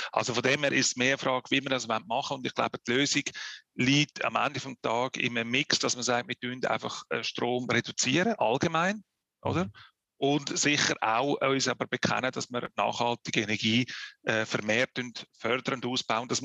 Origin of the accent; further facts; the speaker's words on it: Switzerland; wenn man jetzt anschaut bei uns in der Schweiz, wir sind in einer äh, ja, präsentierten Situation